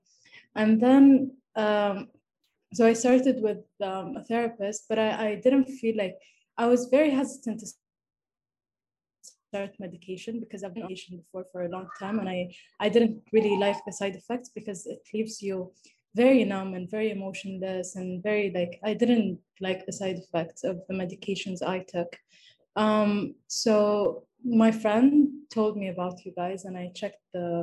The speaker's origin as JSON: {"language": "English", "country": "Saudi Arabia", "said": "I'm from Saudi Arabia."}